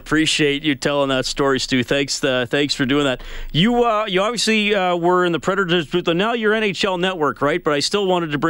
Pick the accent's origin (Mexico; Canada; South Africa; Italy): Canada; Alberta; also born or lived in Kitchener-Waterloo, Ontario; I was born in Kitchener-Waterloo, but my family moved to Alberta when I was a year and a half. So despite the Ontario on my birth certificate, I'm a proud Western Canadian, lived in Alberta pretty much all my life.